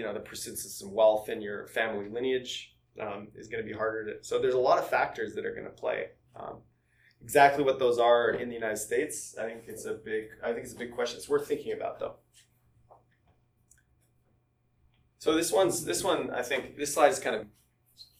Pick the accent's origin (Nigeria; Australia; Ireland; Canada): Canada; I'm Canadian